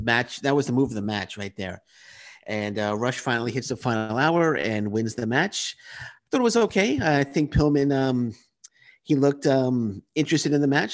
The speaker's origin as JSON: {"language": "English", "town": "New York City", "region": "New York", "country": "United States", "moved": "as an adult", "lives_now": "Canada", "said": "I'm from Queens, New York"}